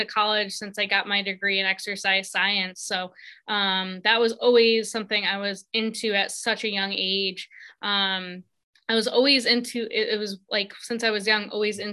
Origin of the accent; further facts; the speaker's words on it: South Windsor, Connecticut, United States; also born or lived in Virginia; I grew up here where I currently am, in the same town